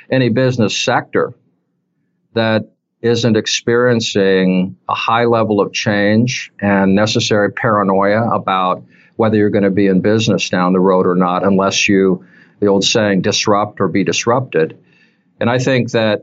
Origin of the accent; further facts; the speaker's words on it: Utah, United States; moved away as an adult; also born or lived in Washington State; now in Michigan, United States; I was raised in Utah, spent my whole life there until the age of 32 when I moved up to Washington State